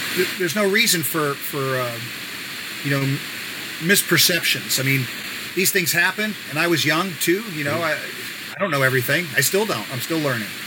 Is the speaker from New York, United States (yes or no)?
yes; New York City, New York, United States; We live near each other in Bayside, New York